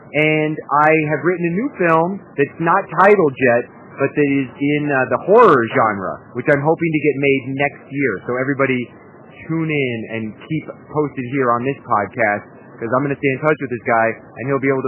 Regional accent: Kansas City, United States; moved away; I am originally from Kansas City.

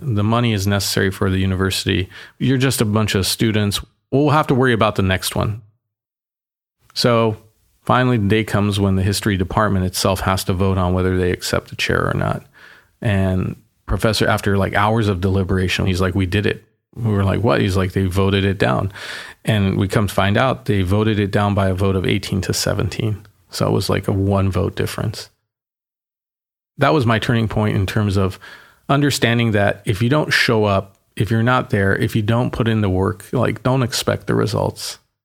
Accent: Boston, Massachusetts, United States; I was born in Boston

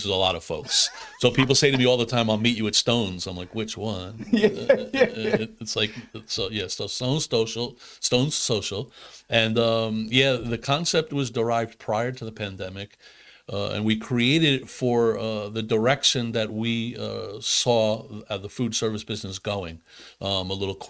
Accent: New York, United States; moved away; I grew up in New York in a very culturally diverse area

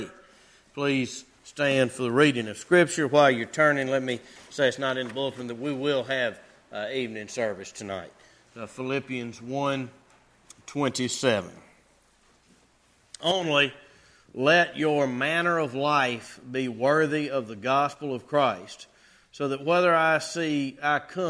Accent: North Carolina, United States; accent: North Carolina English; I surely am from North Carolina

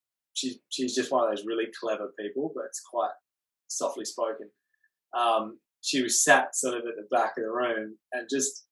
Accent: Perth, Western Australia, Australia; moved away as an adult; I'm from the West Coast in Perth

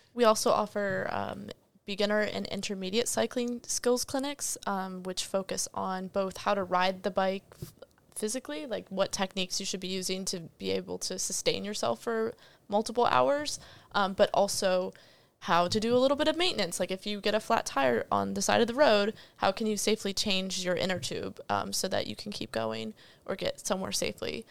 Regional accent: Northern Virginia, United States; moved away as an adult; now in Williamsburg, United States; I'm from Northern Virginia.

